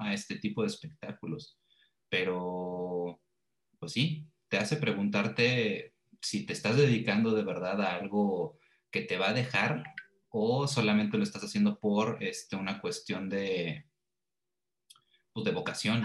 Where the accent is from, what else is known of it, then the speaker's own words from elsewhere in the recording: Querétaro, Mexico; moved away; Ya una vez que me fui de Querétaro